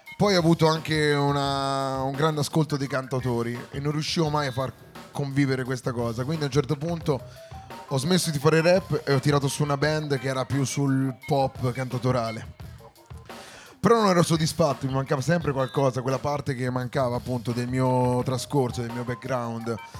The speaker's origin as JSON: {"language": "Italian", "town": "Arezzo", "region": "Tuscany", "country": "Italy", "said": "Veniamo da Arezzo"}